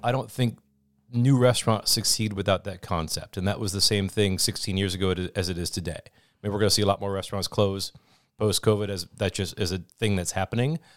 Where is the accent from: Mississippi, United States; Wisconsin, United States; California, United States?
Wisconsin, United States; Oshkosh; also born or lived in Eau Claire; born and raised in Oshkosh